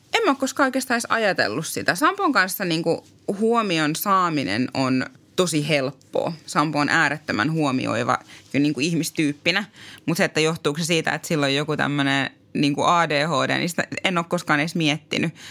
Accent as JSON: {"language": "Finnish", "town": "Tampere", "region": "Pirkanmaa", "country": "Finland", "moved": "yes", "lives_now": "Äkäslompolo, Finland", "said": "Mä oon itse Tampereelta kotoisin"}